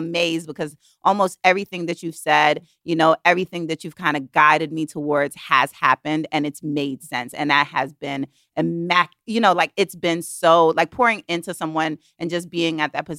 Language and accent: English; Brooklyn, New York, United States; also born or lived in Kingston, Jamaica; I'm from Brooklyn, New York, born in Kingston, Jamaica. So I'm an immigrant girl.